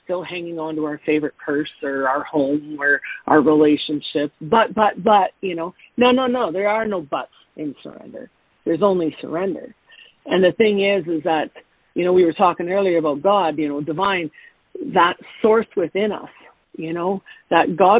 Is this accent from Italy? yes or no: no; Canada; I'm a Canadian in Mexico in the wintertime